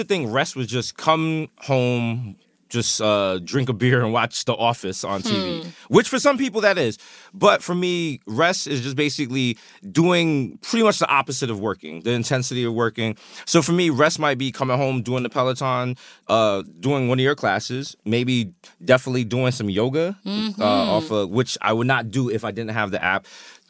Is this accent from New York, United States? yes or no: yes; New York, United States; I have literally had every possible job you can have as a New Yorker.